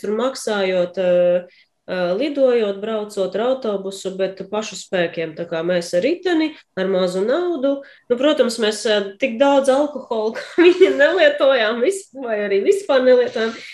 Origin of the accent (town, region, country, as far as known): Latvia